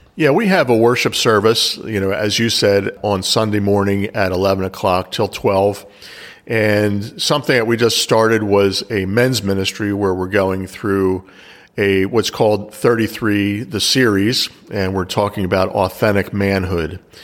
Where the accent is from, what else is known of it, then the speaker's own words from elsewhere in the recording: Pennsylvania, United States; also born or lived in Philadelphia, Pennsylvania; I was basically raised an hour outside of Philadelphia